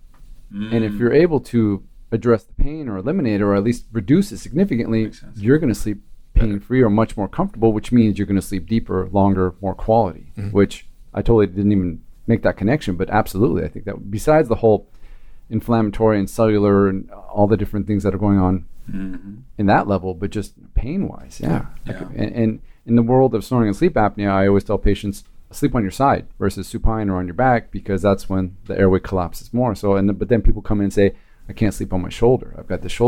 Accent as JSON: {"language": "English", "town": "Anaheim", "region": "California", "country": "United States", "tie": "born or raised there", "said": "I grew up in Anaheim"}